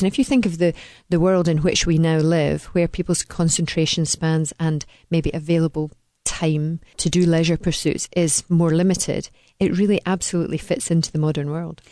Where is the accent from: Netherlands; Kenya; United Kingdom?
United Kingdom; Dunblane, Scotland; I come from Dunblane, which, if you stuck a pin right in the middle of Scotland, you would find Dunblane